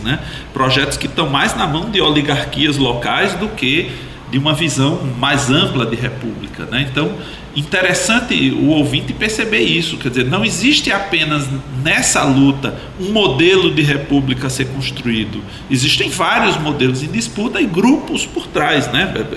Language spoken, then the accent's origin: Portuguese; Paraíba, Brazil; nós paraibanos